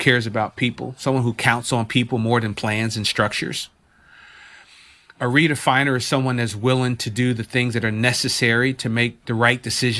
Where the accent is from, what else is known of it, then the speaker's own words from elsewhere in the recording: New Jersey, United States; So, Nanaz, growing up in Jersey, South Jersey, at the time, the NBA basketball team was like, that was the organization, that was the team to follow.